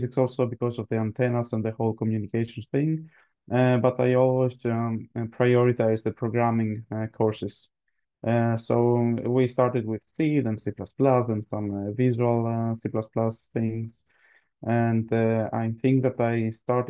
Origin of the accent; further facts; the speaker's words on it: Greece; now in Sweden; I'm born and raised in Greece